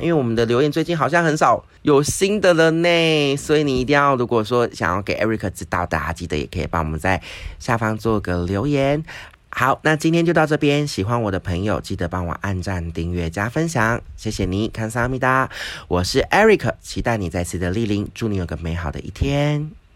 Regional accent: Taiwan; 我觉得我们台湾人就是棒棒

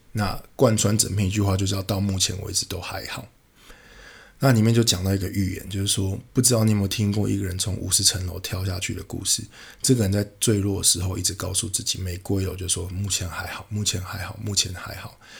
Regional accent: Taiwan; 我是从台湾来的

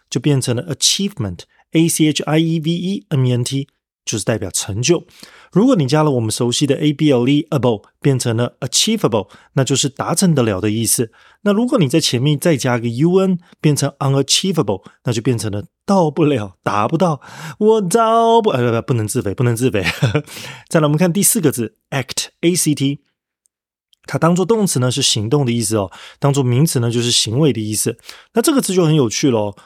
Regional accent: Taiwan; accent: Taiwanese accent; 譬如说我是台湾腔

